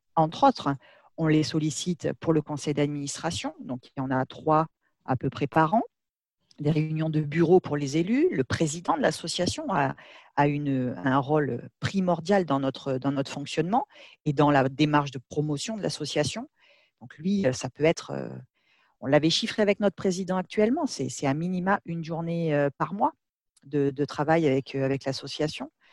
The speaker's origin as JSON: {"language": "French", "town": "Bordeaux", "region": "Nouvelle-Aquitaine", "country": "France", "said": "je suis de Bordeaux, donc voilà, nos, bureaux sont, là-bas"}